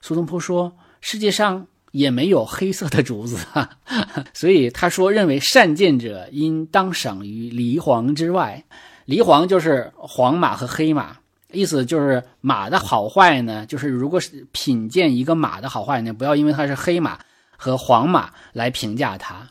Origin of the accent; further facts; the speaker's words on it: China; 我们中国人